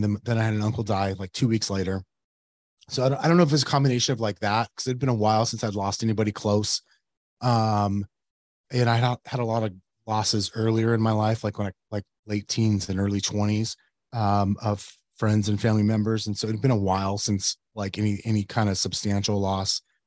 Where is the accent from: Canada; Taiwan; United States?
United States; Yuma, Arizona; now in Phoenix, United States; I grew up in Yuma